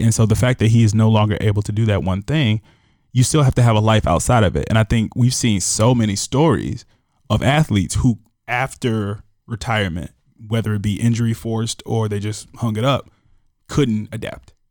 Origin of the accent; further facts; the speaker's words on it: Chicago, Illinois, United States; as a Chicagoan